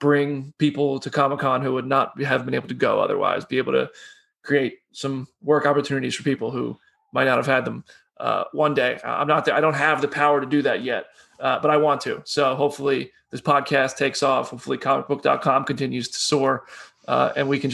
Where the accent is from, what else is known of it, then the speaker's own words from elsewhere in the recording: United States; now in Nashville, United States; I'm so American